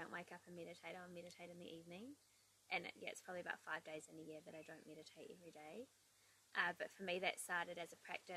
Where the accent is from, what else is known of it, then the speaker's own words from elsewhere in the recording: the Coromandel, Waikato, New Zealand; also born or lived in Queenstown / Rotorua / Wellington / Melbourne; I grew up in the Coromandel. I moved to Queenstown for 4 years when I was 11, and then I finished high school in Rotorua